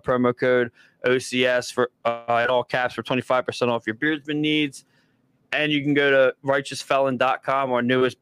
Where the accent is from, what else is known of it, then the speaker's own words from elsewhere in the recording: Delaware County, Pennsylvania, United States; now in Delaware, United States; we're from Delaware County originally